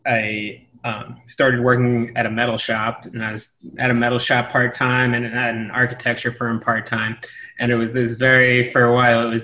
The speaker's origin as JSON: {"language": "English", "area": "outside of Philadelphia", "region": "Pennsylvania", "country": "United States", "tie": "born or raised there", "also_born_or_lived": "Middlebury, Vermont / West Africa", "moved": "as an adult", "lives_now": "New York, United States", "said": "I grew up outside of Philadelphia in the suburbs"}